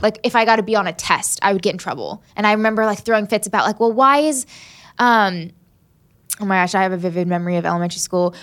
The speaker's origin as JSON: {"language": "English", "region": "Southern Maryland", "country": "United States", "tie": "born or raised there", "also_born_or_lived": "Huntington, West Virginia / Selma, Alabama / Birmingham, Alabama", "said": "Southern Maryland. And that's where I grew up"}